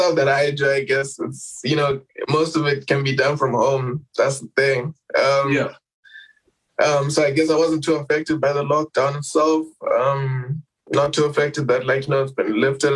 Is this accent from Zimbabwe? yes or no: yes; Harare, Zimbabwe; I'm from Zim